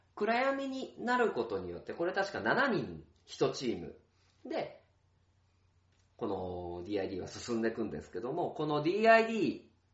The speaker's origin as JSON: {"language": "Japanese", "town": "Tokai", "region": "Aichi", "country": "Japan", "tie": "born or raised there", "said": "僕が、あの、育った名和書店からね、歩いて五分のところ"}